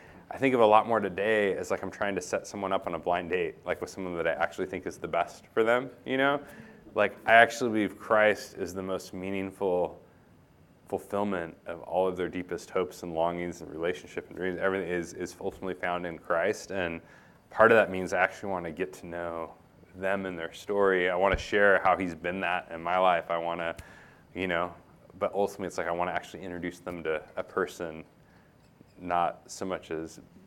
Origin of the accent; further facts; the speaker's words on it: United States; being an American